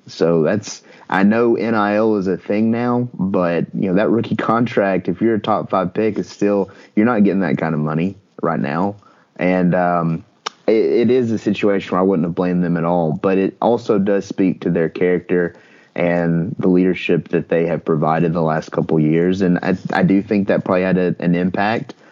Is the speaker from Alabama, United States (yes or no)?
yes; Northeast Alabama, United States; I'm from Northeast Alabama